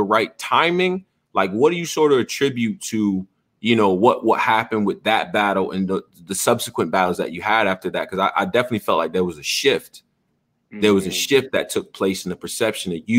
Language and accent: English; Rochester, New York, United States; I'm from Western New York, man. I'm from Rochester, New York, till I die, 585